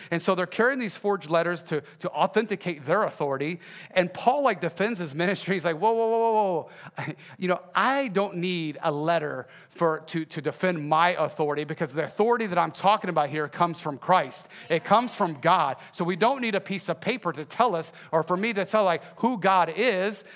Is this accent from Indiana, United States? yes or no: no; Texas, United States; I am from Texas